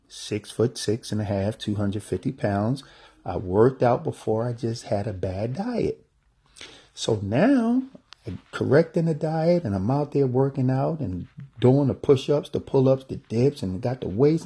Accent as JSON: {"language": "English", "country": "United States", "said": "being an American"}